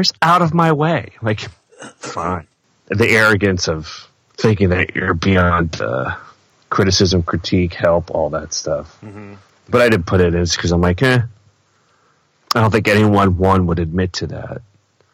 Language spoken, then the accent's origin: English; East Coast, United States; now in Midwest, United States; I grew up on the East Coast, though. So, I've lived here longer than anywhere else